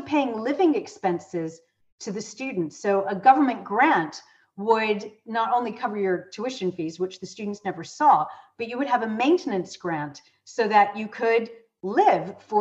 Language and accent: English; United States; moved away as an adult; now in United Kingdom; I'm American, my undergraduate degree is from the States